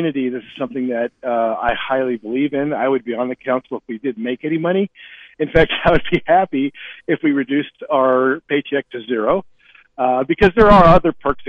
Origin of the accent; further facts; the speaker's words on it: Great Falls, Montana, United States; moved away as an adult; now in Kalispell, United States; Born and raised in Montana, in Great Falls, was in the Army for a long time, came back, and now live in Kalispell